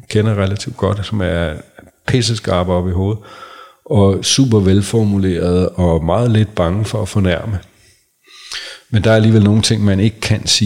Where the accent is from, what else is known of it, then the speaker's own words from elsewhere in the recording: Sorø, Zealand, Denmark; Han er flyttet til min barndomsby, øh, Sorø.